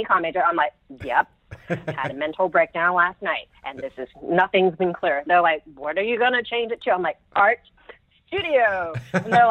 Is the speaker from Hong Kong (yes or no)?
yes; Hong Kong; moved away; I grew up in Hong Kong. I'm British from Hong Kong